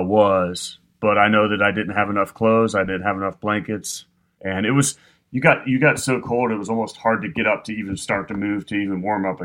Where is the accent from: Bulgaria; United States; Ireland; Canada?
United States; Midwest; I grew up in the Midwest, but after living in the South for so long, I've turned into the biggest wimp.